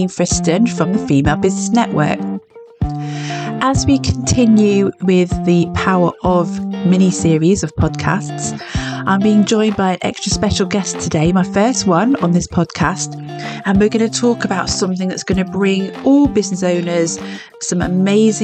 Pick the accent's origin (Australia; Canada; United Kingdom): United Kingdom; Cornwall, South West England; I'm Cornish